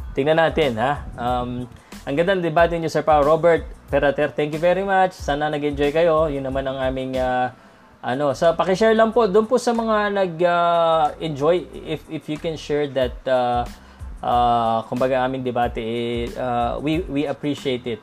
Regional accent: Philippines; I'm Filipino

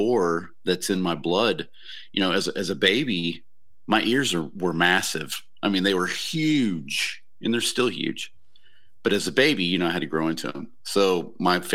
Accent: Waco, Texas, United States; I grew up in Waco

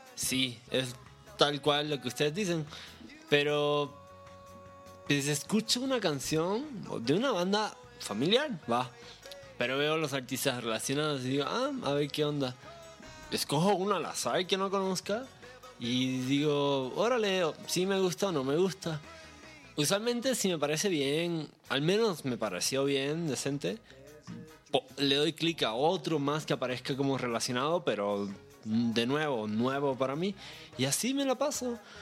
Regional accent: Puerto Rico; yo soy de Puerto Rico, que es una isla muy pequeña

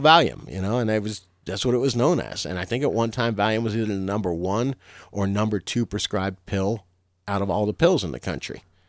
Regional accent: Florida, United States; I'm from Florida.

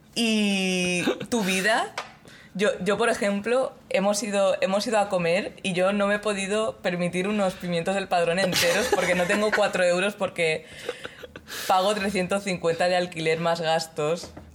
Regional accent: Mallorca, Balearic Islands, Spain; yo soy de Mallorca

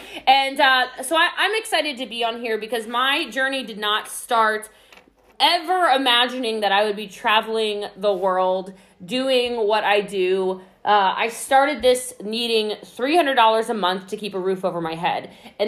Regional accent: Hawaii, United States; now in Italy; I'm Hawaiian, for those of you who don't know, so you're speaking directly to my islander when you

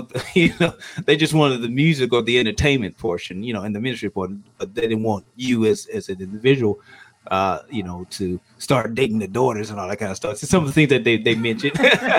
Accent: Charlotte, North Carolina, United States; I grew up in Charlotte as, you know, as a considered church boy.

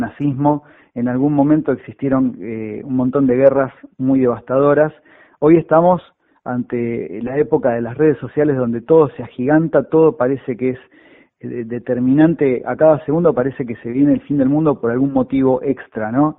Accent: Buenos Aires, Argentina; also born or lived in Parque Mar Chiquita; now in Mar Chiquita, Argentina; la zona oeste, que es mi casa. Yo nací en, Villaluro, en Liniers

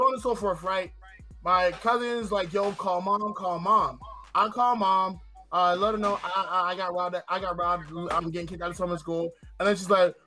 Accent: Pine Hills, Florida, United States; I grew up in Pine Hills off Powers Drive

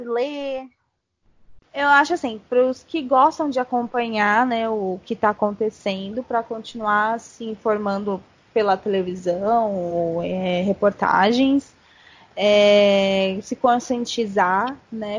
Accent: Santo André, São Paulo, Brazil; also born or lived in New Jersey, United States; sou de Santo André, São Paulo.

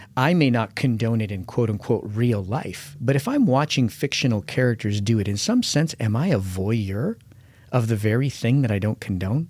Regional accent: United States; as an American

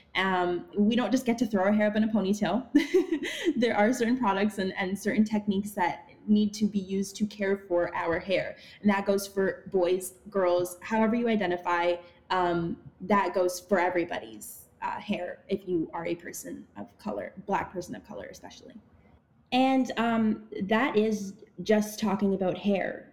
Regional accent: Ottawa, Ontario, Canada; now in Toronto, Canada; I was born in Toronto, grew up in Ottawa, and now I live in Toronto again

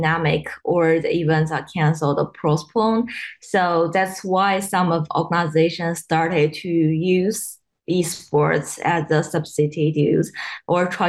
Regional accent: Shandong, China; now in Australia; I'm from China. So it's the north part of China, Shandong province.

